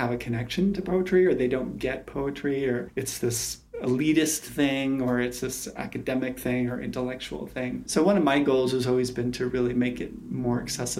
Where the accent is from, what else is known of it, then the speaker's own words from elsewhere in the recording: outside of New York City, United States; I grew up outside of New York City, and we used to go into the city